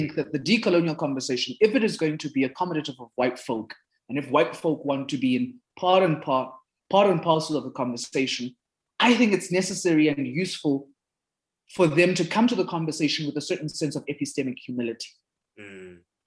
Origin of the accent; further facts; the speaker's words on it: South Africa; first language Zulu; English is a second language; in South Africa, because of how our history has played itself out